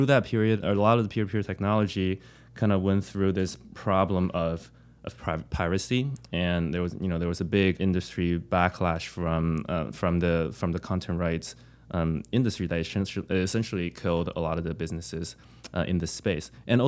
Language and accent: English; New York, United States; also born or lived in San Francisco; I'm from New York